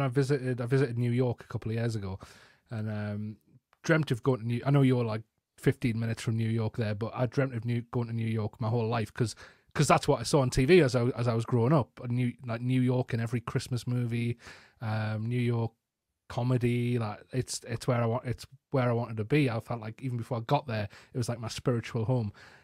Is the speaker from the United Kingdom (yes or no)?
yes; the north of England, United Kingdom; accent: northern English; recognized as Geordie; my northern English accent